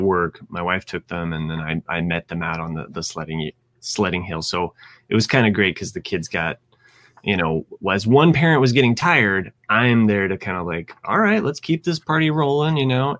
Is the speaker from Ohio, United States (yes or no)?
yes; Ohio, United States; moved away; also born or lived in Indiana; I root for Ohio State because that is my home state.